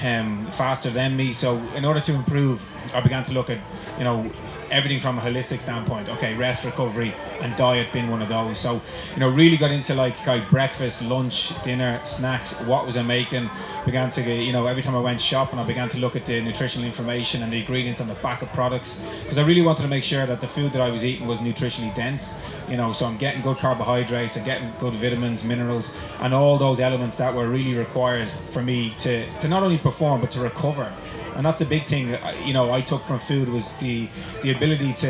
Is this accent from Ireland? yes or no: yes; Dublin, Leinster, Ireland; also born or lived in Loughborough, England / Australia; I'm born and bred in Dublin